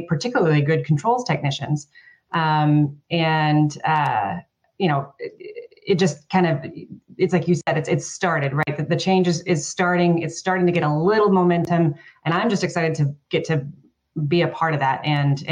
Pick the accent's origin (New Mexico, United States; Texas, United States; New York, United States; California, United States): Texas, United States; I'm from Texas